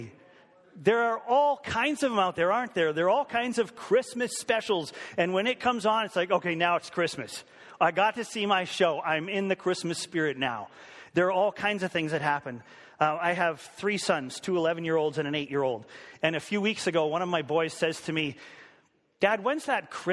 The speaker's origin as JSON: {"language": "English", "town": "Vancouver", "region": "British Columbia", "country": "Canada", "tie": "born or raised there", "moved": "yes", "said": "I grew up in Vancouver in Canada"}